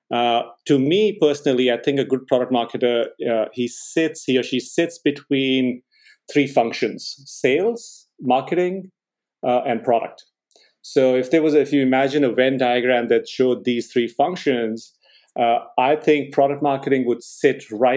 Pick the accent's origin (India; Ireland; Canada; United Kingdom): India; moved away as an adult; also born or lived in Boston; I grew up in India, and I did engineering